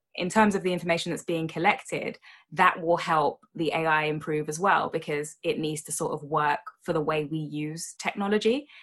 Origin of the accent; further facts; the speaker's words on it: United Kingdom; as a Brit